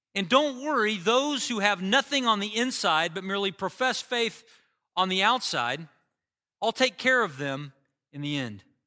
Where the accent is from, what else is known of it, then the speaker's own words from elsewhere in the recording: United States; as an American